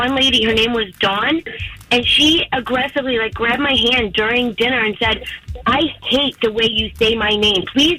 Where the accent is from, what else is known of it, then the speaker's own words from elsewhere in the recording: New York, United States; now in Oviedo, United States; I'm from Oviedo. I'm originally from New York, and my husband is from California, and he has always liked my accent.